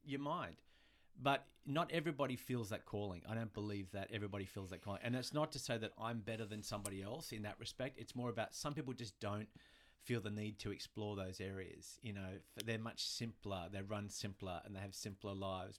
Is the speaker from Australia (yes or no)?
yes; Australia; moved away as an adult; also born or lived in New York; now in Los Angeles, United States; we're from Australia